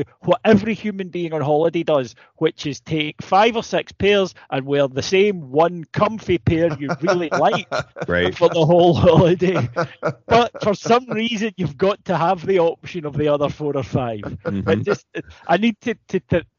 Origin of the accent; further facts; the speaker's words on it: United Kingdom; I'm a British one